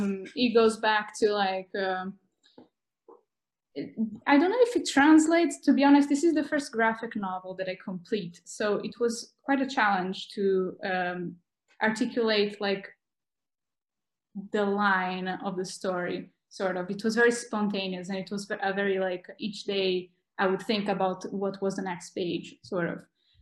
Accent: North Region, Brazil; English is a second language; also born or lived in South of Brazil / Portugal; now in Bologna, Italy; I'm from Brazil. I'm from the north of Brazil, but okay. I moved quite a lot. Like I also moved to the south of Brazil, then I went to Portugal.

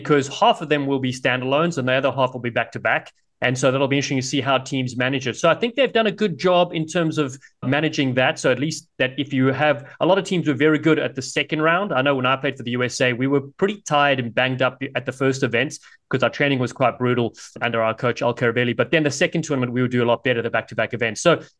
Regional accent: Cape Town, Western Cape, South Africa; now in Los Angeles, United States; my hometown, Cape Town, South Africa

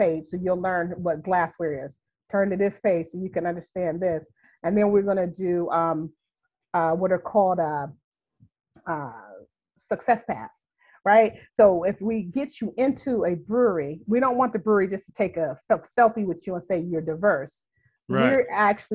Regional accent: Youngstown, Ohio, United States; also born or lived in Houston; now in Chicago, United States; So I'm from Youngstown, Ohio. I haven't lived there in like 35 years, but still, that's my home.

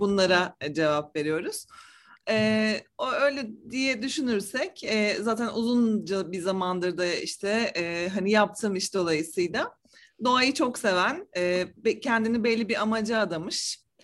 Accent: Ankara, Turkey; now in Istanbul, Turkey; Ankara'da doğdum büyüdüm ben.

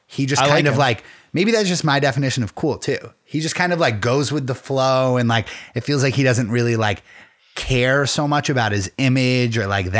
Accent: Pennsylvania, United States; I'm also from like the middle of nowhere, Pennsylvania.

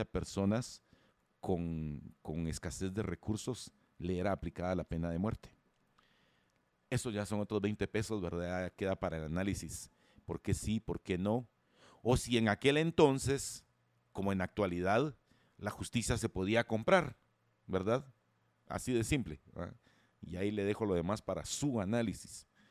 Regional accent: Guatemala

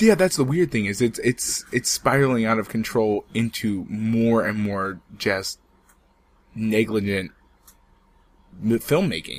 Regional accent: United States; I am American

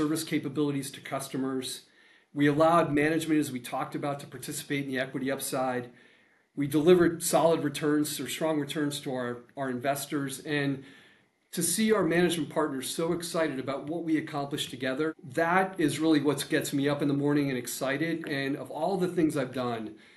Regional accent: Central Connecticut, United States; I was 20 years ago growing up in Central Connecticut

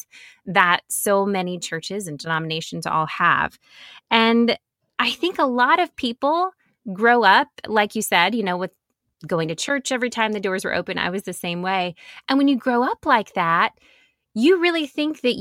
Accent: Nashville, Tennessee, United States; moved away; I grew up in Nashville

